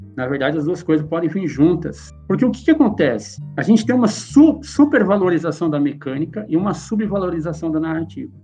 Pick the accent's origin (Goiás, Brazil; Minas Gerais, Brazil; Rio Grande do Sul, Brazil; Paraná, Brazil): Paraná, Brazil; Wenceslau Braz; moved away as an adult; now in São Paulo, Brazil; minha vilinha lá em Venceslau Braz, lá que é onde eu nasci. E lá a gente, a galera crescia soltando pipa e tal